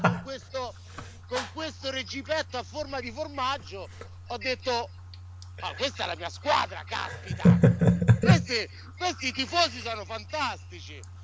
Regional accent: Sicily, Italy; now in New York, United States; i miei bisnonni erano siculi

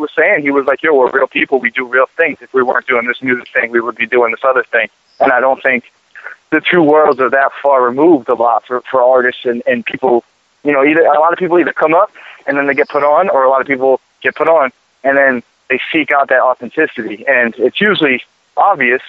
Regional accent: Boston, Massachusetts, United States; also born or lived in Miami; I'm down here in Miami right now, and I come from Boston, but I've been out in Miami.

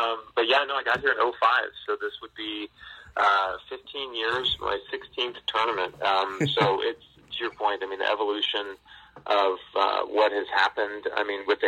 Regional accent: Southern California, United States; moved away as an adult; also born or lived in Auburn; now in Hartford, United States; I grew up in Southern California

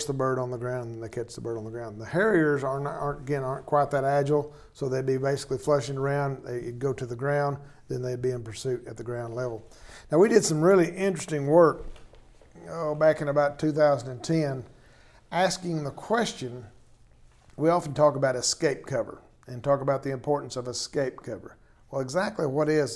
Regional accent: Tornado Alley, United States; I was raised in Tornado Alley

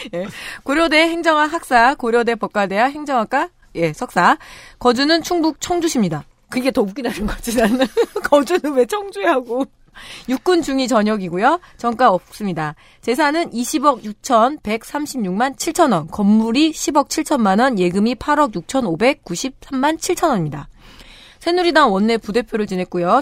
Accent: Chungju, North Chungcheong, South Korea; 저는 충주시 봉방동에서 태어났는데, 안방에서 태어났더라고요

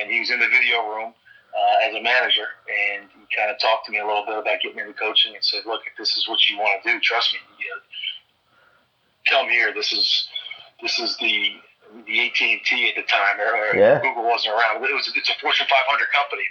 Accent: New Jersey, United States; moved away as an adult; I was a young kid growing up in New Jersey

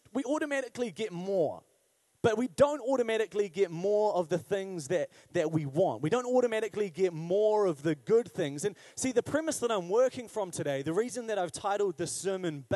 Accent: Wellington, New Zealand; growing up in Wellington

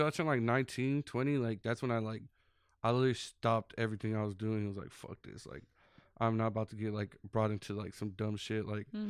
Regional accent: Dallas, Texas, United States; I grew up in Oak Cliff, like Keystone Polk, pretty much. I lived there my whole life.

